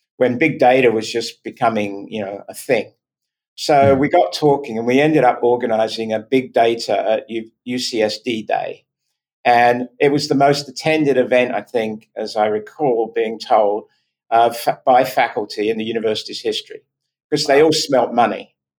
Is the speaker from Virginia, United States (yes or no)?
yes; Virginia, United States; accent: Virginia; It's my Virginia accent.